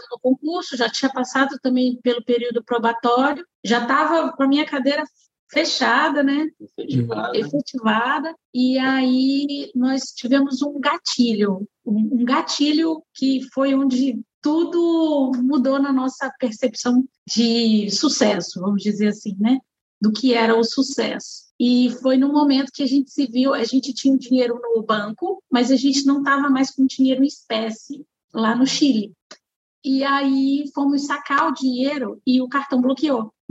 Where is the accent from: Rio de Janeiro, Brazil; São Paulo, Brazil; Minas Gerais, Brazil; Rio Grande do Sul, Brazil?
São Paulo, Brazil; São José dos Campos; eu sou de São José dos Campos, São Paulo, uhum. mas nós nos consideramos é, capixabas, né?